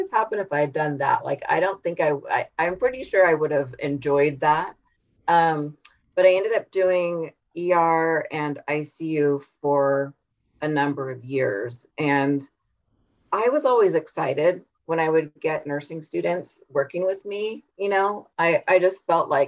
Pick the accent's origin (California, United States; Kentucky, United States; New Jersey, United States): California, United States; Humboldt County; So I am from Humboldt County in California, which is the very, it's the northernmost coastal county in California. So it was very rural.